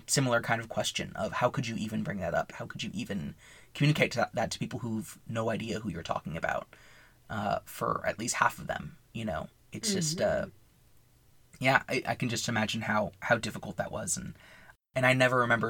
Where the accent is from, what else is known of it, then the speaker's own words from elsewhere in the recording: United States; as an American